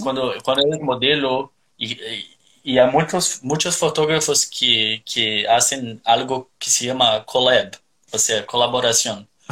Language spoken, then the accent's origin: Spanish; Curitiba, Paraná, Brazil; Spanish is a second language; now in Australia; Soy de Curitiba, al sur de Brasil